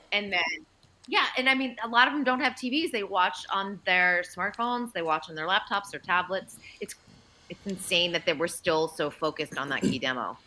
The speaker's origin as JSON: {"language": "English", "town": "Andover", "region": "Massachusetts", "country": "United States", "tie": "born or raised there", "said": "we're both from Andover, Mass"}